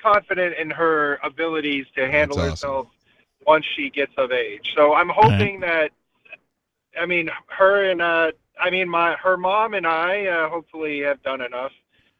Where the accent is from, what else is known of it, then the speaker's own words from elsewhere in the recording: New Hampshire, United States; now in California, United States; Because I'm from New Hampshire originally, I just have never made it.